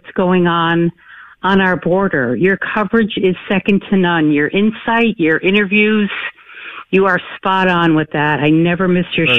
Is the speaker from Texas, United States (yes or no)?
no; New York, United States; now in Rhode Island, United States; I'm originally from New York.